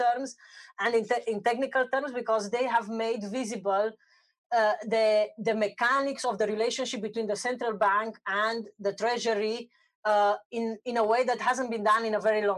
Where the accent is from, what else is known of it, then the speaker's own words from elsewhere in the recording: Romania; I'm from Romania